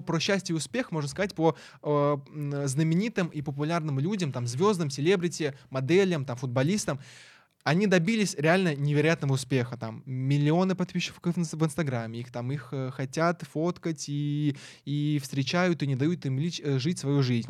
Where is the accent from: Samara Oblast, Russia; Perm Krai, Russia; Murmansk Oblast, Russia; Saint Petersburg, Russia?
Samara Oblast, Russia; Syzran; moved away; я вообще из Самарской области, я не, я не москвич